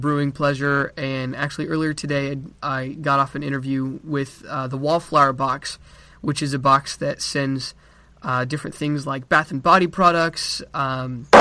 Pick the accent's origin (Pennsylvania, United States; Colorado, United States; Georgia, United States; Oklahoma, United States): Colorado, United States; Colorado Springs; moved away as an adult; now in Texas, United States; I am from Colorado Springs, Colorado, but I'm currently in Texas getting my bachelor's degree